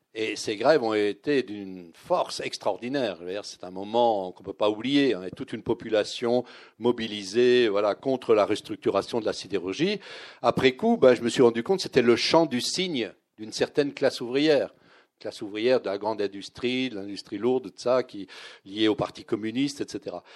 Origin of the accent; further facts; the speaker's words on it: Vosges, southern Lorraine, Grand Est, France; also born or lived in Nancy; j'étais lorrain, mais je venais du sud de Lorraine. Je venais des Vosges.